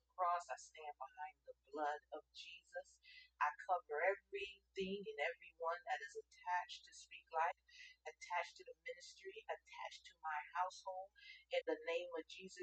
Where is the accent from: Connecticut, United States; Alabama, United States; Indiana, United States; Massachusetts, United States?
Connecticut, United States; Hartford; So I grew up in Hartford, Connecticut. I considered that my home because that's where I grew up.